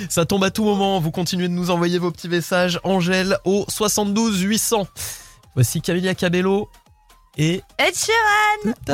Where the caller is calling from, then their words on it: Saint-Brevin-les-Pins, Pays de la Loire, France; De Saint-Brévin.